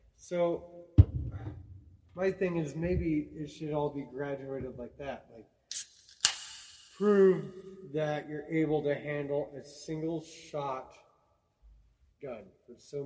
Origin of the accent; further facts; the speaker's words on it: Wyoming, United States; We're a Wyoming folk